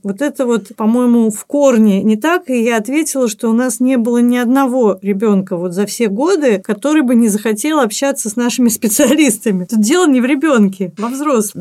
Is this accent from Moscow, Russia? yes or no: no; Saint Petersburg, Russia; мы вместе занимались в детстве в Театре юношеского творчества на Невском проспекте во Дворце пионеров